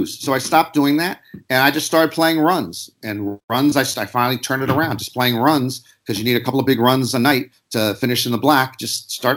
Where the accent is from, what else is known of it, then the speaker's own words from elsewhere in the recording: Washington, District of Columbia, United States; moved away as an adult; also born or lived in Maryland; now in Los Angeles, United States; I grew up in Washington, D.C., and I lived my whole life in D.C. in Maryland until I moved to Los Angeles in 1992